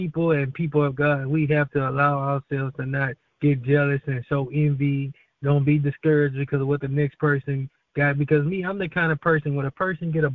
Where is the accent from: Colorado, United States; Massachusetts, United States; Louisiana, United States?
Louisiana, United States; Baton Rouge; I'm from Baton Rouge, Louisiana